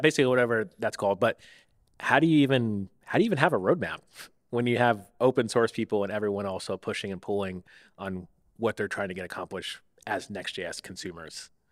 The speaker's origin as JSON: {"language": "English", "town": "Tampa", "region": "Florida", "country": "United States", "also_born_or_lived": "Oakland", "moved": "as an adult", "lives_now": "San Francisco Bay Area, United States", "said": "I'm from Tampa"}